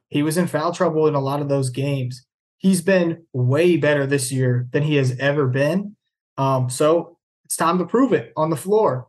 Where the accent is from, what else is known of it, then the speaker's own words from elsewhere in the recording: Louisville, Kentucky, United States; I grew up in Louisville, Kentucky